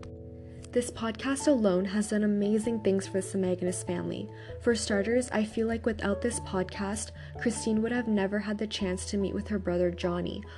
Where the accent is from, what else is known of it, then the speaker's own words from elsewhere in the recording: Toronto, Ontario, Canada; born and raised in Canada under the Toronto Purchase Treaty 13